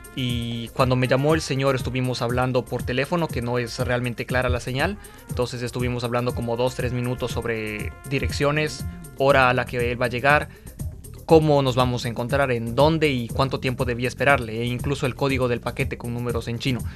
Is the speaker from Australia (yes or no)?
no; Ecuador; moved away as an adult; now in Beijing, China; soy ecuatoriano en Sudamérica